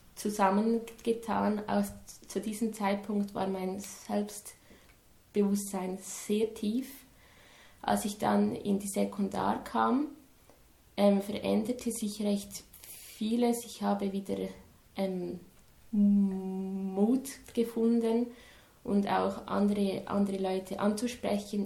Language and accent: German; Dagmersellen, Lucerne, Switzerland; Ich komme aus Dagmersellen. Das ist in der Nähe von Luzern.